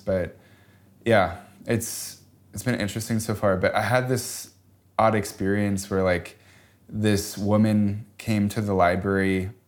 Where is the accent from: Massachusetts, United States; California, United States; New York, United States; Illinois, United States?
Illinois, United States; Chicago; growing up in Chicago